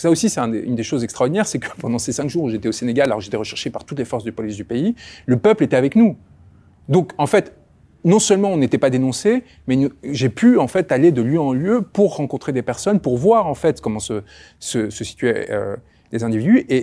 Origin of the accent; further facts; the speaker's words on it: France; Et en tant que {S1} Français, évidemment, la volonté de faire que mon pays puisse retrouver un chemin